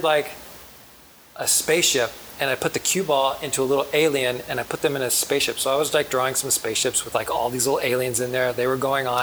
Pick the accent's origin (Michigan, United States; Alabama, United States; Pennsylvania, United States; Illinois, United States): Alabama, United States; Huntsville; born or raised there; moved away; also born or lived in Norfolk, Virginia